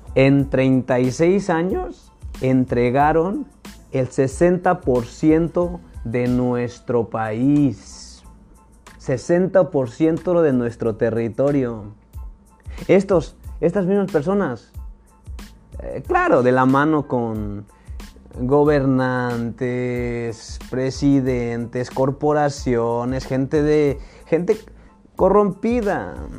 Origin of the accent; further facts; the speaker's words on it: Mexico; nosotros que somos mexicanos